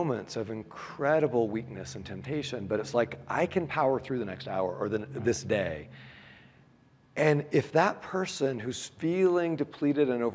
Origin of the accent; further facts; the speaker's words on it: United States; I'm American.